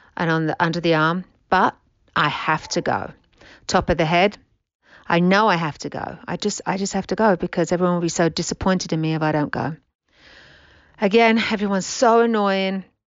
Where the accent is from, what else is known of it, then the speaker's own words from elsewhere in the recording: England, United Kingdom; now in United States; I'm from England.